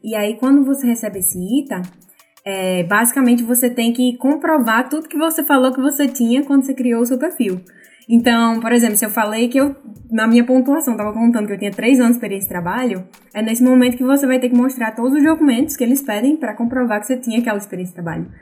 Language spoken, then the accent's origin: Portuguese; Natal, Rio Grande do Norte, Brazil; moved away as an adult; now in Vancouver, Canada; vim de Natal, Rio Grande do Norte, no Brasil. Estou morando aqui em Vancouver, no Canadá